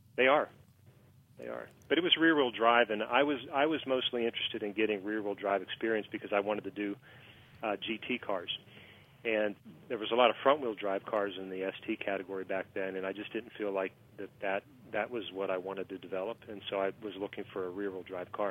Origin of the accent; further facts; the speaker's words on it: Pittsburgh, Pennsylvania, United States; I am from Pittsburgh, and so I mean, it kind of kind of in the Rust Belt area